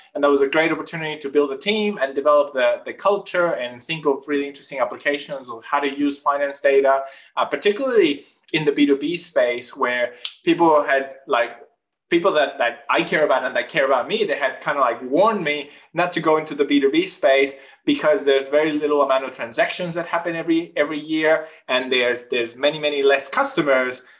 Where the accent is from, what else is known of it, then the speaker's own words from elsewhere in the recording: northern Chile, Chile; moved away as an adult; now in Australia; I grew up in Chile, in the north part of Chile, in the driest desert in the world